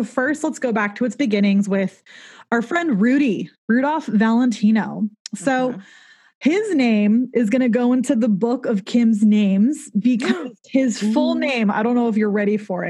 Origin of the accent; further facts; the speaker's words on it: Southern California, United States; I am from Southern California without the y'alls. I just say the in front of every single freeway and people think I'm weird.